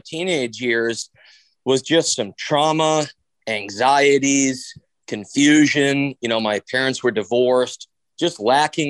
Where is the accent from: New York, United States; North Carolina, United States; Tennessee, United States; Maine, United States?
Maine, United States; Bangor; I grew up here in Bangor, Maine